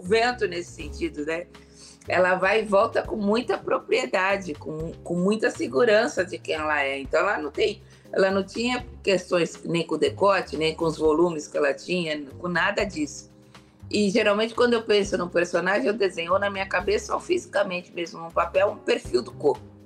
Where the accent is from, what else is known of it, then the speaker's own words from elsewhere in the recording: Brazil; sou brasileira